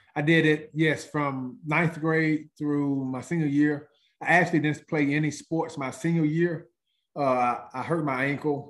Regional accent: Senatobia, Mississippi, United States; I'm from Senatobia, Mississippi, small town, probably about 45 minutes from Memphis

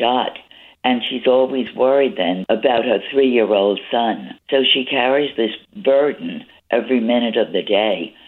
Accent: New York City, New York, United States; I was born in the Bronx and always loved Manhattan

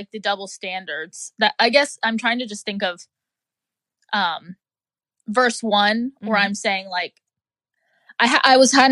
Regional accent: Jacksonville Beach, Florida, United States; I'm from the South Nine Jax Beach, whatever, shout out to Florida.

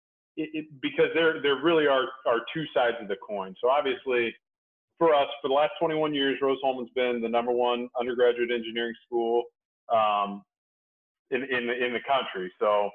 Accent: Indiana, United States; also born or lived in Montana; I'm born and raised in Indiana

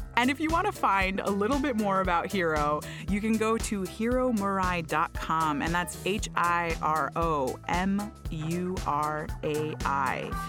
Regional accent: Florida, United States; I am from Florida

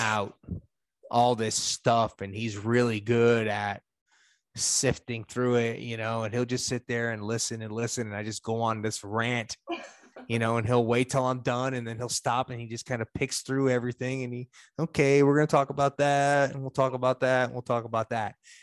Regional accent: New York, United States; moved away as an adult; now in Kentucky, United States; I'm a New Yorker

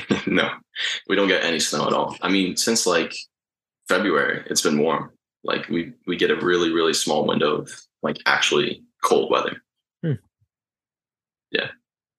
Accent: Uruguay; I mean, so my family is from South America, actually. We're from Uruguay.

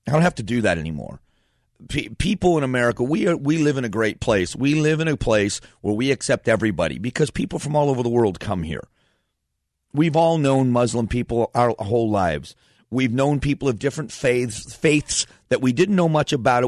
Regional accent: Fort Myers, Florida, United States; moved away as an adult; also born or lived in Northeast Ohio; now in Phoenix, United States; I was born in Northeast Ohio, grew up in Southwest Florida, so I call Florida home.

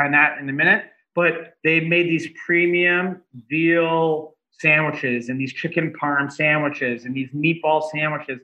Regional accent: Toronto, Ontario, Canada; now in Los Angeles, United States; I'm from Toronto originally

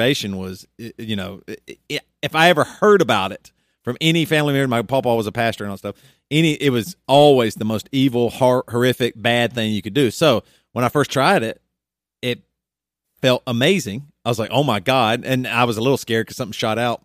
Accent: the South, United States; growing up in the South

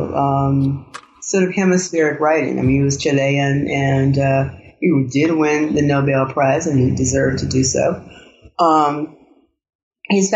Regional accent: Arkansas, United States; I grew up in Arkansas. I'm a Southerner

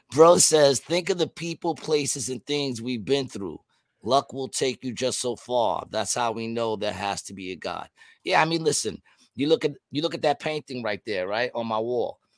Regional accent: Ukraine; I'm from Ukraine. We are not weak.

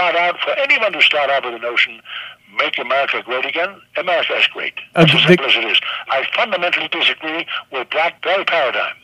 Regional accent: Germany; English is a second language; moved away; I was born in Nazi Germany

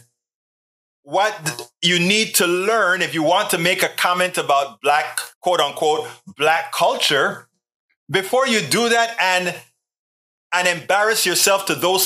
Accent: Panama; I am from Panama. I'm a Black person from Panama.

